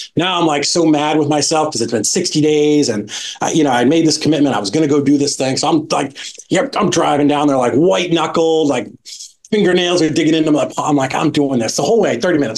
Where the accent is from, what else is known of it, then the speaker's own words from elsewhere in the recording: Boston, Massachusetts, United States; I grew up in in Boston, had a great kind of just middle class family